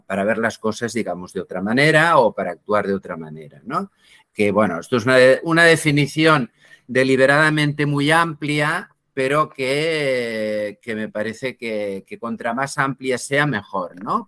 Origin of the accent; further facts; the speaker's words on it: Barcelona, Catalonia, Spain; Yo soy de Barcelona. Eh, bueno, ya soy algo viejo, nací el año 1954, sigo en Barcelona.